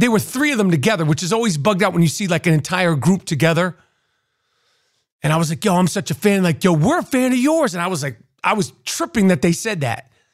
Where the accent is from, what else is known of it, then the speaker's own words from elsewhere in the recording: New York City, New York, United States; growing up in New York City